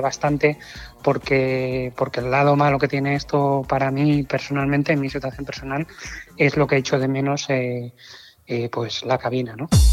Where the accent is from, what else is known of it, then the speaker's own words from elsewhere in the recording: Oviedo, Asturias, Spain; moved away as an adult; now in Canary Islands, Spain; yo nací en Oviedo en el 84